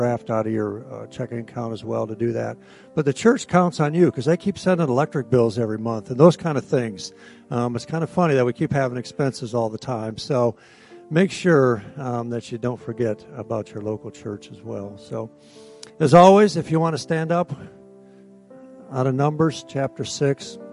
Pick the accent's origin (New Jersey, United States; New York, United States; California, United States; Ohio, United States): Ohio, United States; I'm from Ohio